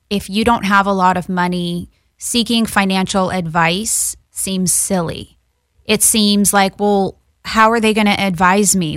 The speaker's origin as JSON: {"language": "English", "town": "Los Angeles", "region": "California", "country": "United States", "tie": "born or raised there", "said": "I grew up in Westwood."}